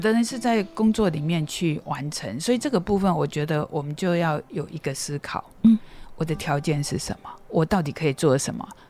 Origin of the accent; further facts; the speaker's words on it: Qimei, Penghu County, Taiwan; moved away; 从小出生在澎湖七美乡下，家里很穷